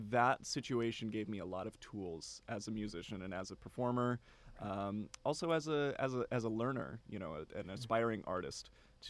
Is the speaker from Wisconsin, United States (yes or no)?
yes; Silver Lake, Wisconsin, United States; born there; moved away as an adult; also born or lived in Milwaukee; now in Bryan, United States; I was born in Wisconsin. {S1} Okay. {S2} In a town called Silver Lake.